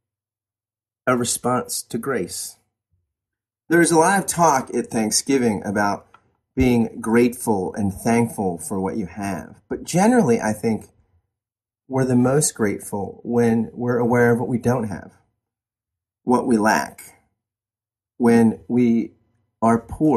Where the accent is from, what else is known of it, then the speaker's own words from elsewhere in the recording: New Jersey, United States; I'm a Northeastern guy. I grew up in New Jersey